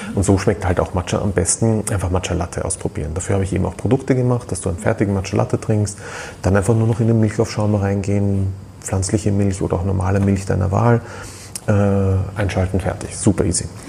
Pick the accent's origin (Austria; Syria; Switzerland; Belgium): Austria; Bei uns in Österreich